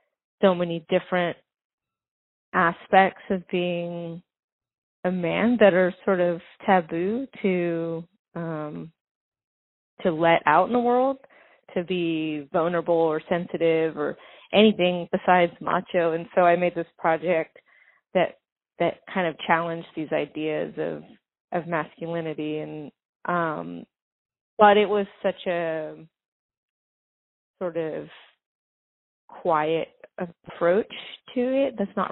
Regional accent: Venice Beach, California, United States; I grew up in Venice Beach in Santa Monica.

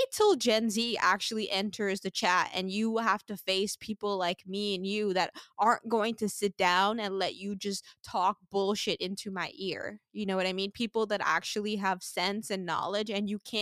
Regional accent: Sint Maarten; moved away as an adult; now in United States; I grew up in the Caribbean

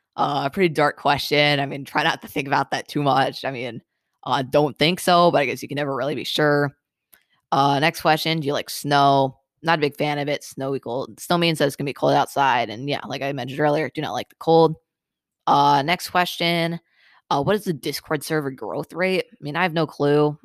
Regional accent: Michigan, United States; I'm from Michigan

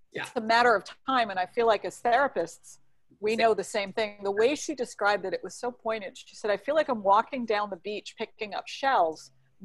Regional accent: New York City, New York, United States; now in California, United States; As a New Yorker

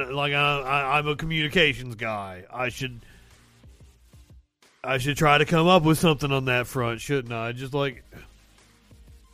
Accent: the Bible Belt, United States; Growing up in the Bible Belt

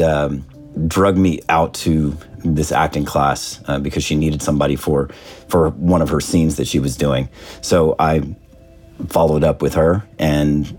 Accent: Newburgh, Indiana, United States; moved away; also born or lived in Orlando, Florida; I am from Newburgh, Indiana, originally

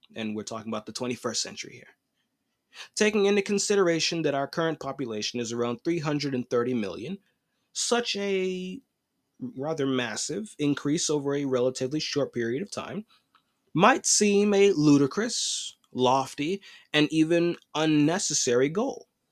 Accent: United States

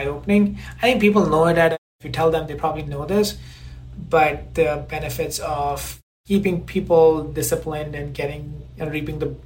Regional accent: India; moved away as an adult; now in United States; growing up in India

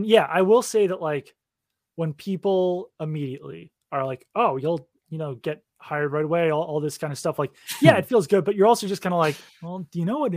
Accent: Sharon, Massachusetts, United States; But I will also say that I grew up in Sharon, Massachusetts

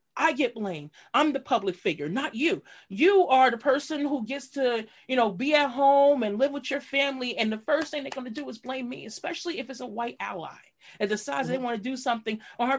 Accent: New York City, New York, United States; best style from high school, East New York.

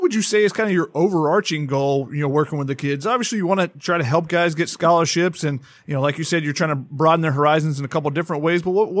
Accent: Georgia, United States; moved away as an adult; also born or lived in Tennessee; I'm from Georgia. I went to school at a small school in Tennessee. I had never been west of the Mississippi until I drove out to come to USC for grad school.

